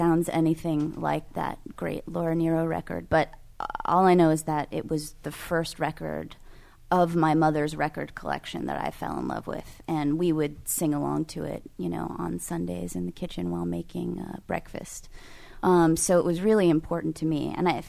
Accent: California, United States; Well, I think it's important to understand California. I'm from California

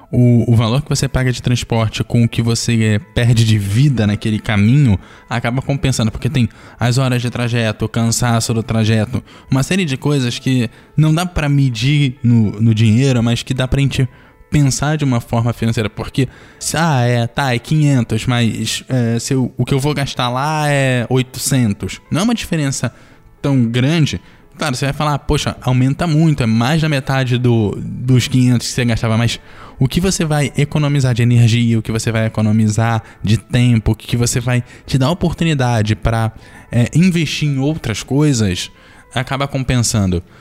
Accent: Rio de Janeiro, Brazil; moved away as an adult; Eu tô aqui no Espírito Santo, mas eu sou carioca. E eu, quando eu vim fazer a faculdade, não, não tem jeito.

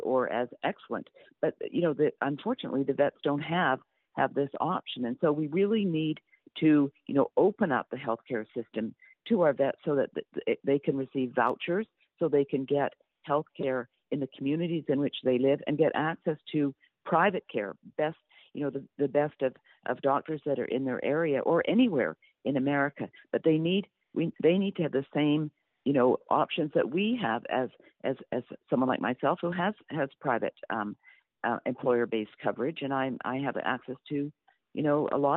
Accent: Canada; I am Canadian. I grew up under single-payer

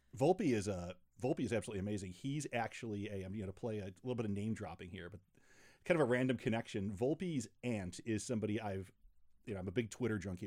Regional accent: Rochester, New York, United States; moved away; also born or lived in Chicago; I grew up in Rochester, New York, uh, before I moved to Chicago

